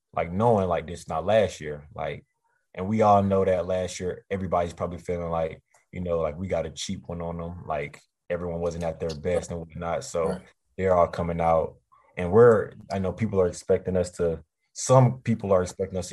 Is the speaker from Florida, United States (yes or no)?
yes; Eustis, Florida, United States; also born or lived in Leesburg, Florida; I'm from Eustis